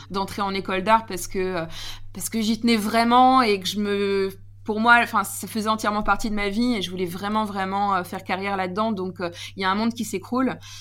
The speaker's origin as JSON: {"language": "French", "region": "Normandy", "country": "France", "said": "je suis une Normande"}